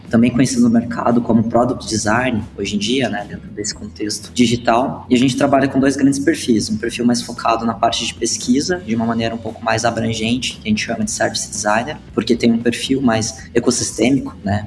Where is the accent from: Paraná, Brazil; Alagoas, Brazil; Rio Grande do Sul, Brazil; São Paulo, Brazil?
Paraná, Brazil; Curitiba; now in Blumenau, Brazil; sou curitibano, mas moro em Blumenau hoje.